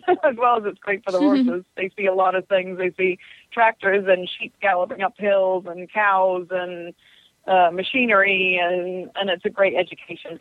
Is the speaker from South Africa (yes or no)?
no; England, United Kingdom; now in United States; I'm originally from England, so I sort of had that tie already to that area